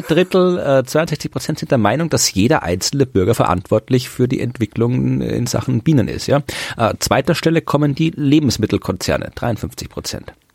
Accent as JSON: {"language": "German", "country": "Austria", "said": "ich bin Österreicher"}